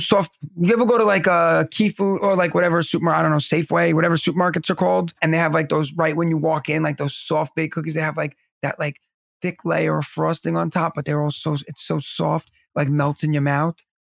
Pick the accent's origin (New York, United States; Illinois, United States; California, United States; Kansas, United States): New York, United States; also born or lived in Pennsylvania; the water in New York is what makes our pizza and our bagels